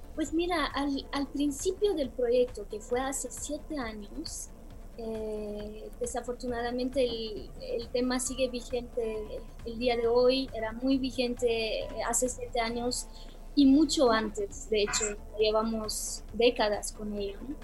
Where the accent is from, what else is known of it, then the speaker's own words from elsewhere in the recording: Bucharest, Romania; moved away; also born or lived in Belgium / United States / Mexico; en mi país natal